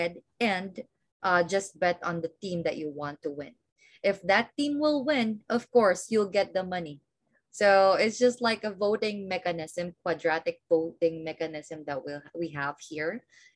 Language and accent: English; Philippines; I'm from the Philippines